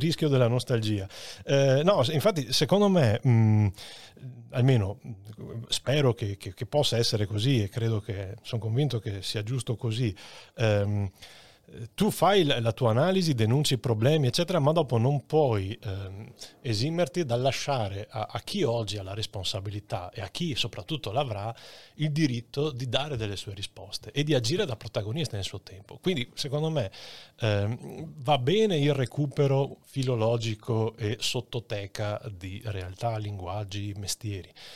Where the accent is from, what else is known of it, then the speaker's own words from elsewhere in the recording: Padua, Veneto, Italy; conoscevo da Padovano bene